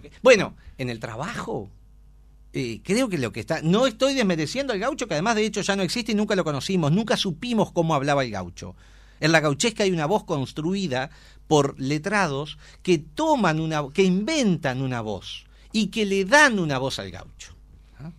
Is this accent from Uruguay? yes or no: yes; Trinidad, Flores, Uruguay; Yo soy de Trinidad.